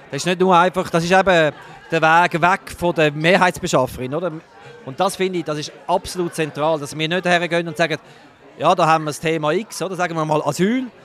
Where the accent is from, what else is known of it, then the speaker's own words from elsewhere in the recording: Zurich, Switzerland; Aus dem Kanton Zürich, wo ich herkomme